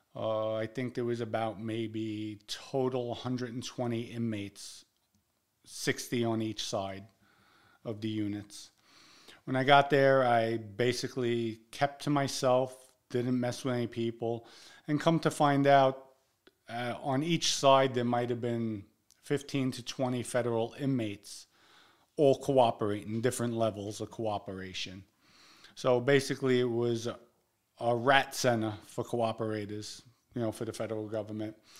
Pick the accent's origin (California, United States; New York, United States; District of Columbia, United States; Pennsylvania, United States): New York, United States; New York City; we're from the Bronx, we together.